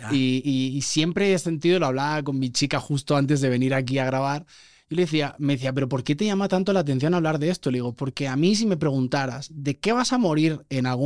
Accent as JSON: {"language": "Spanish", "region": "Puebla", "country": "Mexico", "also_born_or_lived": "Barcelona", "said": "Soy poblano, sí, sí."}